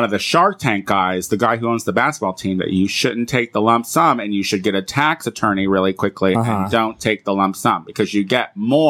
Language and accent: English; Illinois, United States; moved away; I'm from Illinois